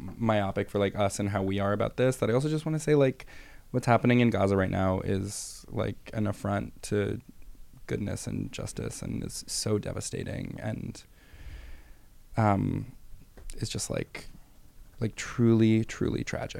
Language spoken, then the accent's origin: English; United States; as an American and as a Jew